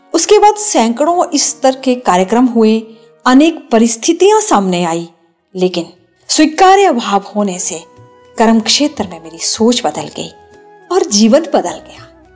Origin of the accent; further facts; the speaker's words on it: our village near Manali, Himachal Pradesh, India; पर्यटन नगरी मनाली के समीप बसे हमारे गांव में